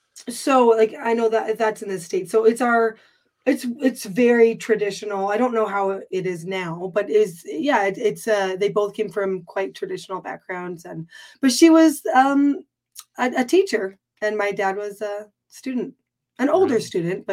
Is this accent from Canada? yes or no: yes; Canada; born there; I was, though. My mother's American.